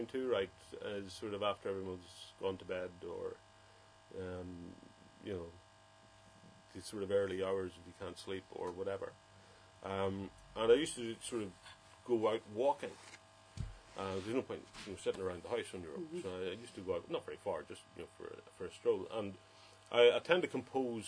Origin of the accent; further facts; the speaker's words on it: Enniskillen, Northern Ireland, United Kingdom; Enniskillen, when I was growing up there, was quite a nice place to grow up.